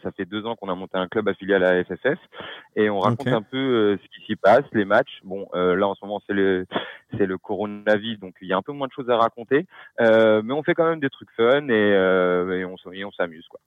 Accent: Paris, Île-de-France, France; je suis parisien

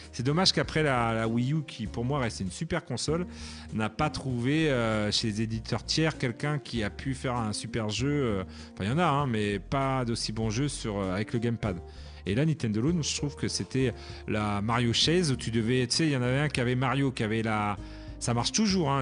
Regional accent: France; en tant que Français

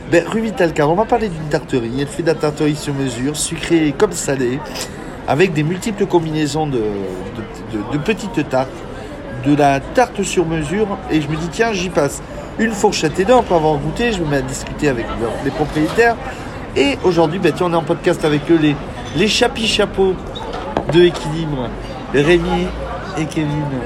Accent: Pessac, Nouvelle-Aquitaine, France; je suis de Pessac, quoi.

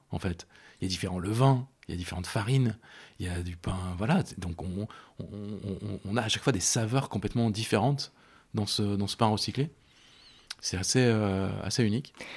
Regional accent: Rive-de-Gier, Auvergne-Rhône-Alpes, France; moved away as an adult; now in Lyon, France; moi j'ai grandi à Rive de Gier, qui est une petite ville qui se trouve entre Saint-Étienne et Lyon

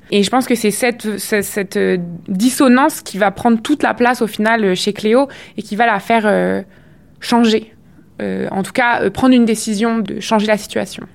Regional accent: France; moved away as an adult; also born or lived in Quebec; now in Montreal, Canada; en tant que française immigrée au Québec

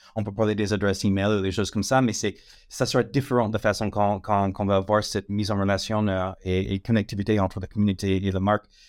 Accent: United States; French is a second language; moved away as an adult; now in France; ça fait 18 ans que je suis en France. L'accent, ça ne va pas partir, mais euh, donc je suis américaine d'origine, mais long moment que, je réside en France

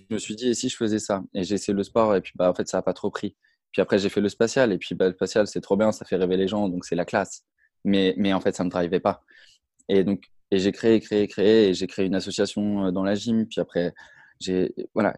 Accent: Brittany, France; je suis originaire de Bretagne

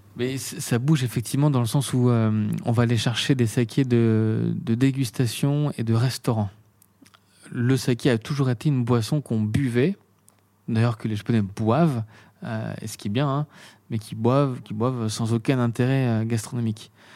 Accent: Beaune, Bourgogne-Franche-Comté, France; also born or lived in Meursault / Paris; Je suis né à Beaune

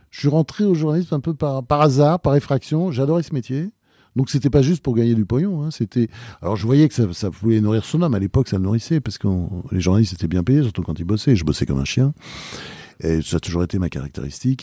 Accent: Normandy, France; also born or lived in Delaware, United States / Rouen; j'ai été élevé en Normandie.

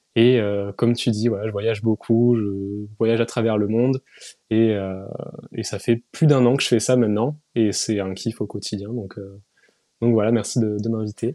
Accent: Toulouse, Occitania, France; moved away; also born or lived in Paris; je suis pas de Toulouse, de Paris à la base, je suis de Toulouse

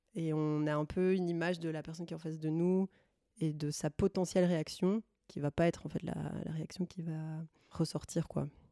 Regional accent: Brussels, Brussels-Capital Region, Belgium; je viens de Bruxelles

